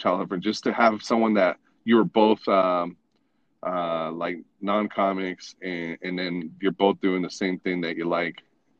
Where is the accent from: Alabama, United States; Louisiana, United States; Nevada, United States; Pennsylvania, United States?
Nevada, United States; Northern; moved away as an adult; also born or lived in Texas / California; now in Las Vegas, United States; I lived in Texas a little bit here and there, a little bit in California, but for the most part, I was raised in Northern Nevada. So like Lake Tahoe, Carson City, Reno, that's all Northern Nevada.